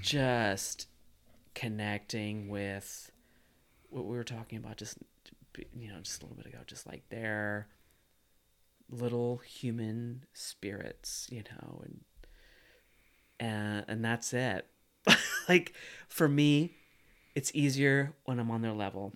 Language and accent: English; Missouri, United States; I grew up in Missouri